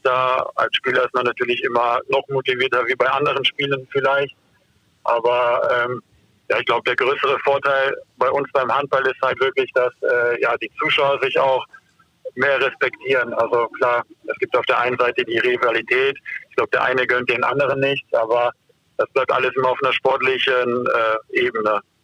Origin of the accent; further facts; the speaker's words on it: Duisburg, North Rhine-Westphalia, Germany; ich bin halt in Duisburg aufgewachsen